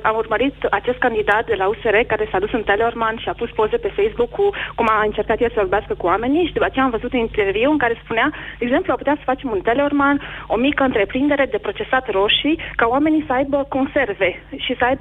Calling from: France; Uh, am 29 de ani, vă sunt din Franța.

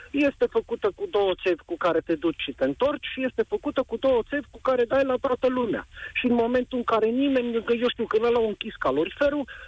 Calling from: Timișoara, Timiș County, Romania; Vă sunt din Timișoara

